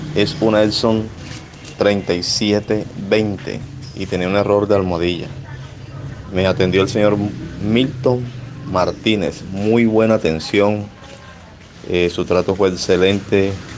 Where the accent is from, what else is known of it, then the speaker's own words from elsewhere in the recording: Soledad, Atlántico, Colombia; Soy de Soledad Atlántico, Colombia